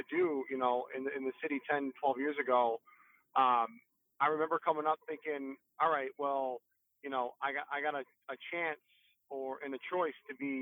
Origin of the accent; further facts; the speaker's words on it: Detroit, Michigan, United States; also born or lived in Sterling Heights, Michigan / Mount Pleasant, Michigan; I was born in Detroit